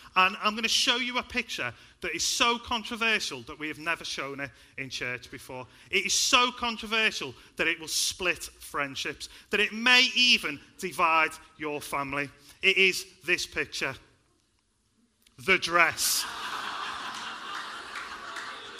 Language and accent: English; Liverpool, North West England, United Kingdom; I grew up in a place called Liverpool. I hope you can tell by my accent